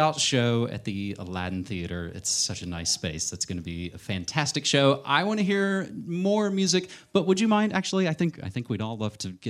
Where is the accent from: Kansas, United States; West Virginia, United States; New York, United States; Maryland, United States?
West Virginia, United States; I'm from West Virginia